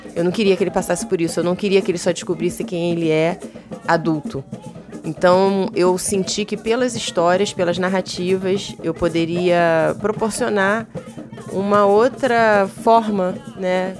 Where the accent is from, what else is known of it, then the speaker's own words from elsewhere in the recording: Rio de Janeiro, Brazil; eu sou nascida e criada em Vila Isabel, zona norte do Rio de Janeiro